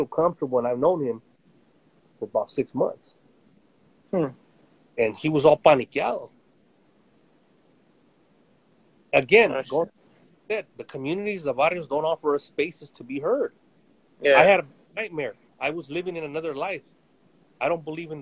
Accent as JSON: {"language": "English", "country": "United States", "tie": "born or raised there", "also_born_or_lived": "Central Valley, California", "said": "I was born in the United States, and my dad was born in Mexico, and mom was from Texas, but we were fruit pickers in the 70s"}